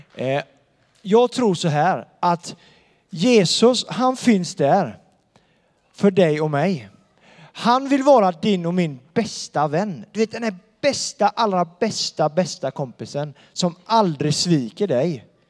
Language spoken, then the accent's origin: Swedish; Donsö, Västra Götaland, Sweden; now in Bankeryd, Sweden; jag bor i Bankeryd och han bor på Donsö där jag kommer ifrån